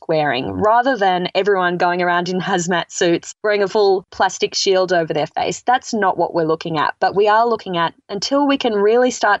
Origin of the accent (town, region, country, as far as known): Australia; moved away as an adult; now in United States